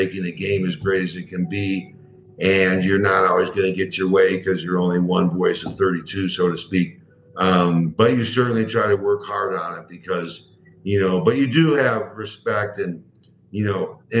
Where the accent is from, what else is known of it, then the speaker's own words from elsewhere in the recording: Chicago, Illinois, United States; I grew up in Chicago, the Chicago Cubs, Chicago Bears, and all those sorts of things